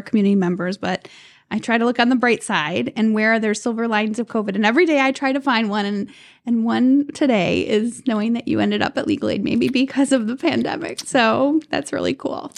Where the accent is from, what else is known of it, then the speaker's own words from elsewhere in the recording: Cleveland, Ohio, United States; growing up in Cleveland, in the city limits of Cleveland